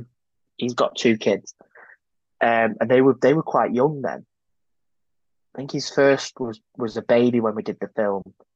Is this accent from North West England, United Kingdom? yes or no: yes; Manchester, North West England, United Kingdom; I grew up in South Manchester